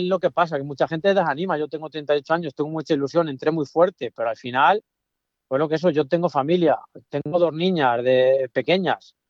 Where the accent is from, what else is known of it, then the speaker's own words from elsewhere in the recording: Hoyo de Pinares, Castile and León, Spain; yo en mi pueblo estoy muy cerca al hoyo de Pinaras, el municipio.